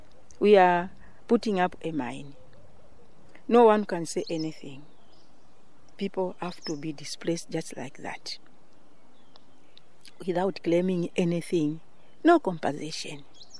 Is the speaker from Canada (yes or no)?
no; Zambia; from Zambia.